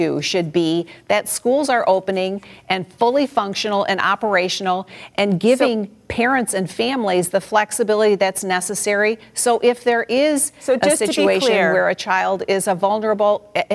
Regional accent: Michigan, United States; my home state, in the city of Detroit

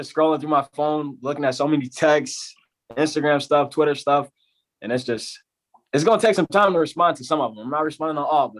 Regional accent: Chicago, Illinois, United States; born there; I was born in Chicago. I moved from Chicago. We were moving around.

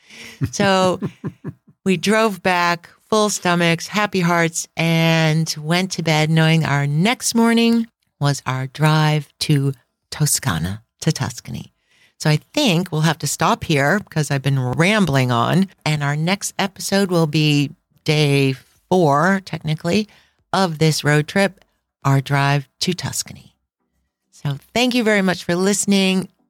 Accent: United States; we're American

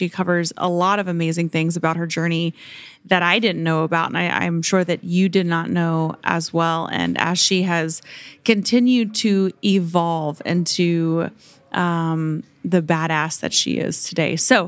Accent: Oklahoma, United States; So I grew up in Oklahoma and my mom's actually flying out here.

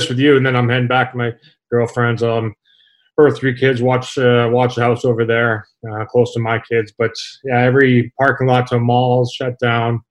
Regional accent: Saskatchewan, Canada; now in United States; growing up in Saskatchewan

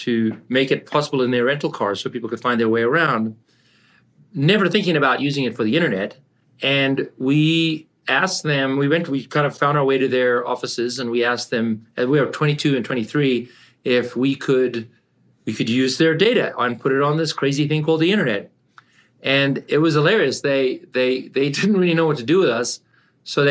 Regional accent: South Africa; moved away as an adult; also born or lived in Canada / California; I grew up in South Africa and I came to Canada to study

